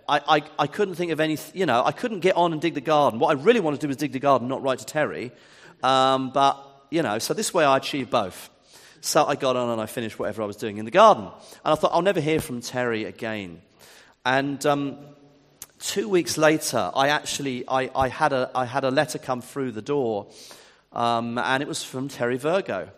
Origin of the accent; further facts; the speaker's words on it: Ipswich, East of England, United Kingdom; also born or lived in Eastbourne / Wimbledon; now in Worthing, United Kingdom; I'm from Ipswich. That's my hometown.